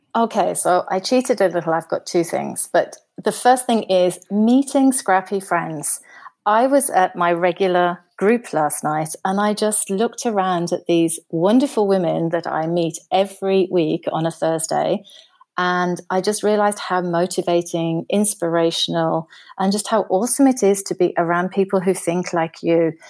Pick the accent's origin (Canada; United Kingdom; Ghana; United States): United Kingdom; moved away as an adult; now in Germany; I'm, I'm British, but I live in Germany. I've been living in Germany for about, for over twenty years now.